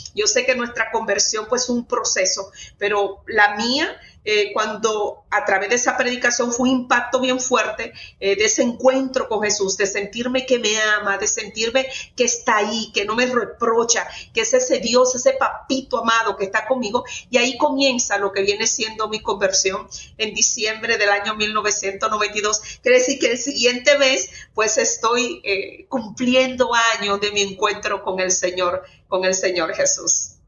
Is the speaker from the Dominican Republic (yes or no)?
yes; Sánchez, Samaná, Dominican Republic; now in Falls Church, United States; soy de República Dominicana, de un pueblo allá hermosísimo eh, que se llama Sánchez